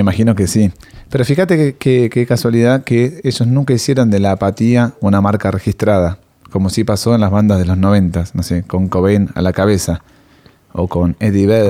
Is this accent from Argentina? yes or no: yes; Argentina; somos argentinos